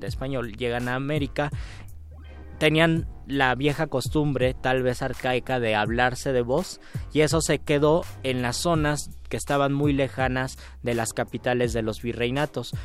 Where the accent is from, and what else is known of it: Mexico